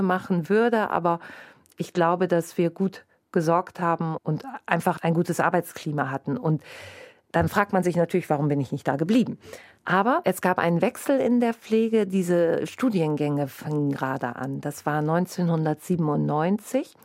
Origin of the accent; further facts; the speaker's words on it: North Rhine-Westphalia, Germany; moved away as an adult; now in Bremen, Germany; Ich komme gebürtig aus Westfalen und sehr ländlich strukturiert